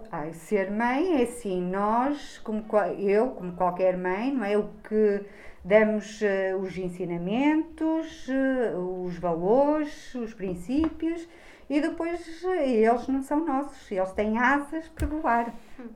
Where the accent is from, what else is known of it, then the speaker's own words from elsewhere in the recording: Bragança, Norte, Portugal; now in Braga, Portugal; eu não sou daqui, uh, eu sou transmontana, sou de Bragança e, portanto, vivo em Braga